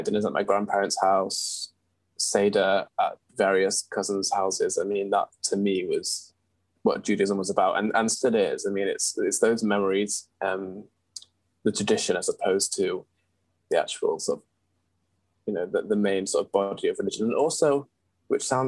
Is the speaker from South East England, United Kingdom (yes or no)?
no; Manchester, North West England, United Kingdom; also born or lived in Unsworth; now in London, United Kingdom; I am from Manchester, which is obviously in the north of England. And I sort of grew up in Unsworth between the ages of, I guess, birth and 8 years old